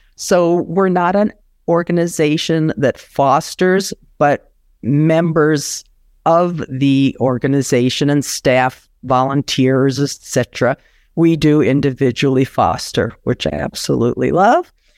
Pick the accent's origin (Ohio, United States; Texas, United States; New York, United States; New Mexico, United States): New York, United States; I grew up in New York